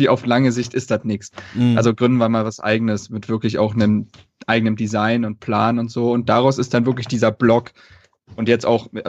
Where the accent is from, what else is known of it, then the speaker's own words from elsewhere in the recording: Berlin, Germany; Also ähm, wie gesagt, ich bin in Berlin groß geworden